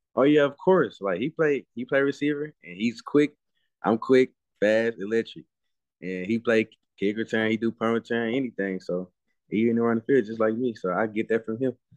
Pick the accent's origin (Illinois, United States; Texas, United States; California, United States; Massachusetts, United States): Texas, United States; Dallas; I'm from Dallas, Texas